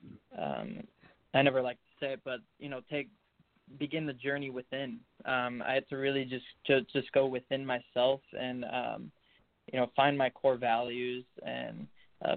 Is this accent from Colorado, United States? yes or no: no; Chicago, Illinois, United States; I'm from Chicago, Illinois.